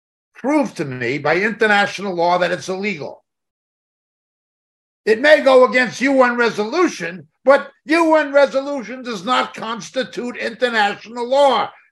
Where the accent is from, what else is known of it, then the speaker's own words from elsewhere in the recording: United States; Yeah, I'm Irish American.